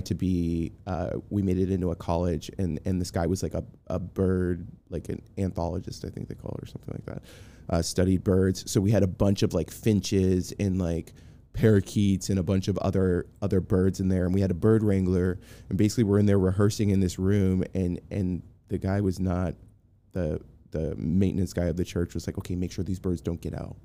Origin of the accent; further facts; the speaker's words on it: Boston, Massachusetts, United States; moved away; I'm from Boston